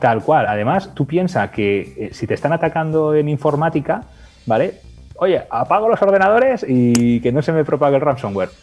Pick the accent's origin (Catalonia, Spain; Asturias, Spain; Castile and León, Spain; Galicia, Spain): Catalonia, Spain; Lleida; Yo nací en Lleida